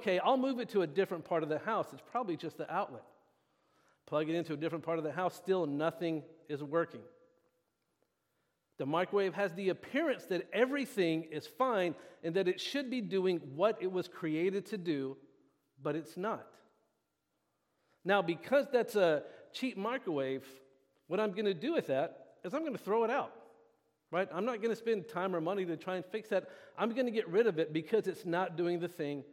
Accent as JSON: {"language": "English", "region": "the South", "country": "United States", "moved": "as an adult", "lives_now": "Benicia, United States", "said": "I am from the South. My wife and I are from the South."}